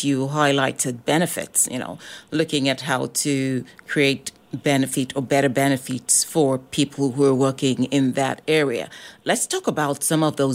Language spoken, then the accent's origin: English; British Columbia, Canada; as British Columbians, as Canadians